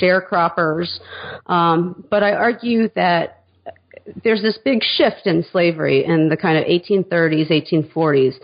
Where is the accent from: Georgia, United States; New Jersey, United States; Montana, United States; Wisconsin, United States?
Georgia, United States; Atlanta; also born or lived in Hattiesburg, Mississippi / South Carolina; I grew up mainly in the suburbs of Atlanta and in Atlanta itself